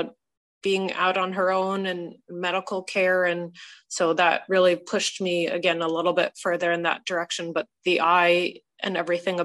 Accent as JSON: {"language": "English", "region": "New York", "country": "United States", "tie": "born or raised there", "also_born_or_lived": "Boston", "said": "I grew up in New York State"}